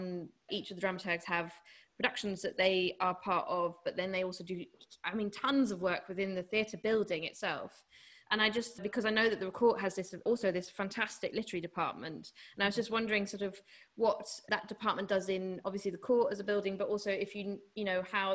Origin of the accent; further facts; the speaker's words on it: Germany; I'm a British German director and I grew up in Germany and work often and a lot in German theatres.